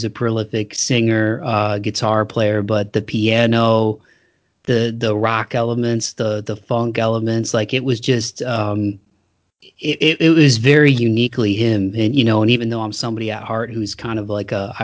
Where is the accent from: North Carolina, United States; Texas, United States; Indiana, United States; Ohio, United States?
Ohio, United States; Toledo; now in Nashville, United States; I grew up in Toledo